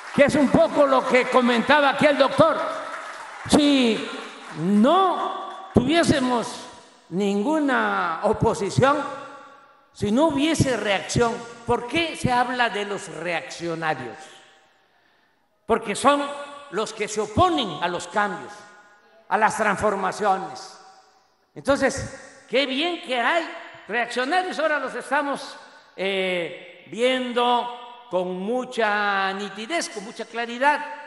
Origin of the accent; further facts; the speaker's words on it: Tabasco, Mexico; Roberto Madrazo, que fue gobernador allá en mi estado